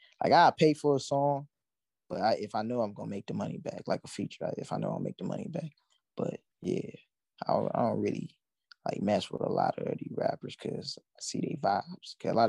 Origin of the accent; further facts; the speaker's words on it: Pontiac, Michigan, United States; moved away as an adult; now in California, United States; So yeah, I come from Pontiac, Michigan, born and raised. So come out here to Cali. I moved out here 2 years ago.